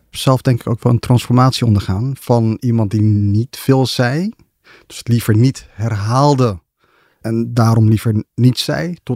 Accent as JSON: {"language": "Dutch", "country": "Ethiopia", "tie": "born or raised there", "moved": "yes", "said": "ben in Ethiopië geboren. Tijdens de oorlog tussen, de burgeroorlog tussen Ethiopië en Eritrea."}